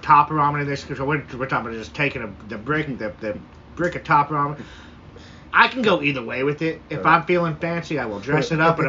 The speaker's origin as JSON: {"language": "English", "town": "White Center", "region": "Washington", "country": "United States", "tie": "born or raised there", "said": "White Center's ghetto. I grew up fucking in White Center."}